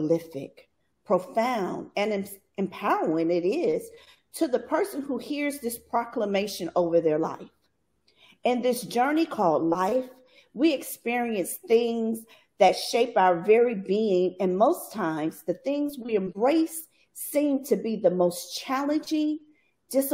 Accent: Bastrop, Louisiana, United States; I grew up in Bastrop, Louisiana.

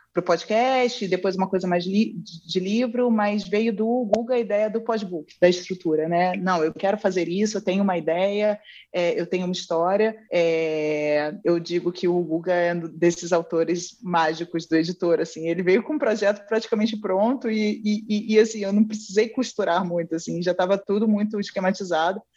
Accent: Rio de Janeiro, Brazil; eu nasci no Rio de Janeiro

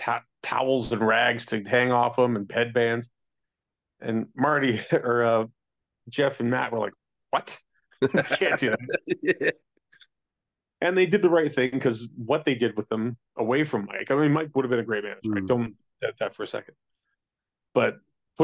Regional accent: Canada; I'm Canadian, not Southern

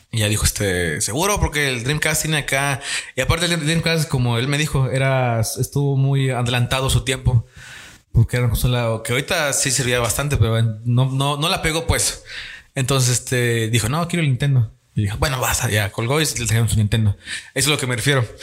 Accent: Tamaulipas, Mexico; tanto Daniel, tanto Jebus, tanto como yo somos de Tamaulipas

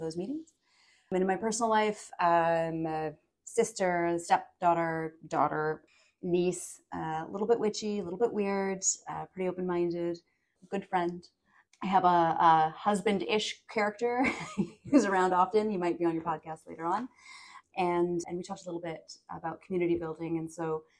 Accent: the Prairies, Canada; now in Toronto, Canada; I'm a Canadian, so we're on almost my home turf. I grew up in the prairies, but I've been living in Toronto for quite a while

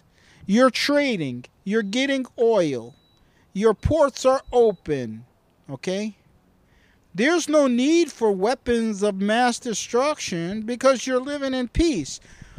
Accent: United States; I am American.

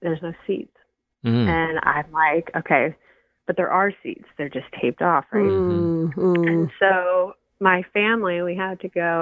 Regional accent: Erie, Pennsylvania, United States; moved away as an adult; My husband and I, you know, we've been born and raised in the Erie area

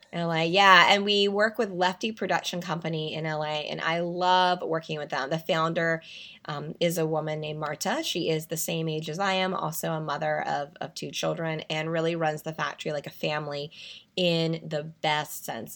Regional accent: North Carolina, United States; moved away; I'm originally from North Carolina

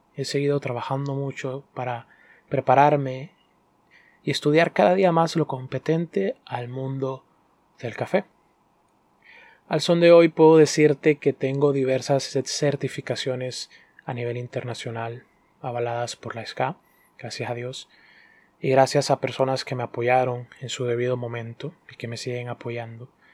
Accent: Honduras; also born or lived in Dominican Republic; soy hondureño dominicano y soy barista

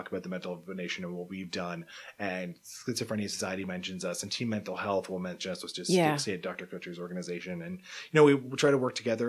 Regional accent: Cape Breton, Nova Scotia, Canada; I grew up in Cape Breton

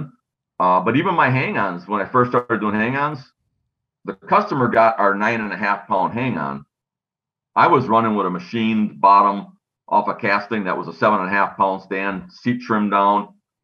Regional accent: Wisconsin, United States; We're from Wisconsin. It was climber country.

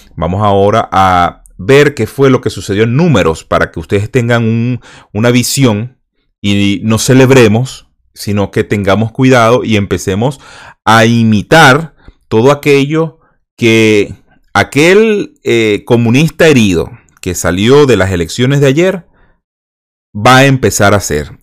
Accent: Venezuela; moved away; venezolanos que salimos de Venezuela

